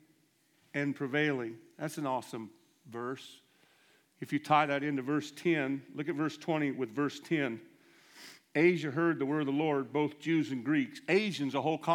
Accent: United States; I'm American

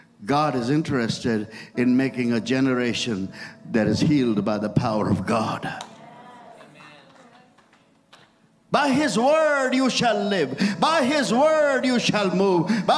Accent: India; English is a second language; And I was so new from India.

